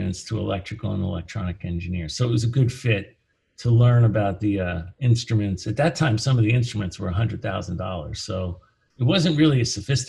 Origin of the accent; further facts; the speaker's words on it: United States; also born or lived in New Jersey; I grew up in New York and New Jersey.